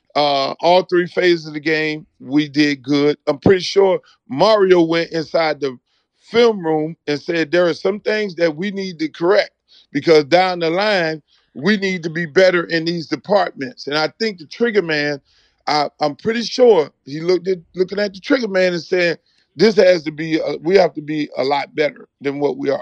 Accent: Jamaica; also born or lived in South Florida; now in Miami, United States; I'm a Jamaican

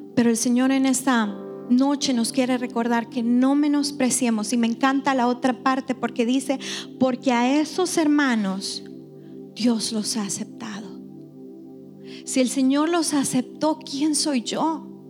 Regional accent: El Salvador; soy bien salvadoreña en eso

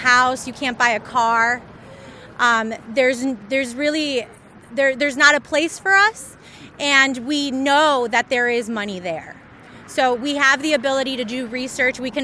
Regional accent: Highland, Indiana, United States; also born or lived in Mexico; I'm from Northwest Indiana, from Highland

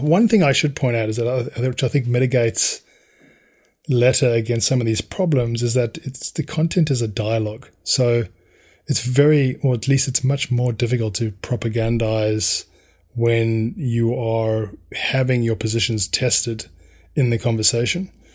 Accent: South Africa; growing up in South Africa and how violent that environment was

